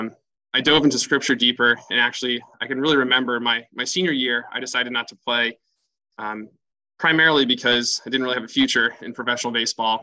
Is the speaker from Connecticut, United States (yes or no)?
yes; Fairfield, Connecticut, United States; also born or lived in New York City; I grew up in Fairfield. I went to St. Thomas Aquinas School in Fairfield